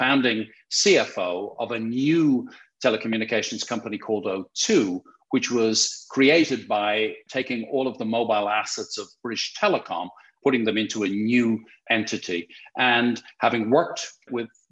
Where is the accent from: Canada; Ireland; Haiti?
Ireland; Dublin, Leinster; moved away as an adult; also born or lived in London; I born and raised in Dublin, in Ireland, thus the funny accent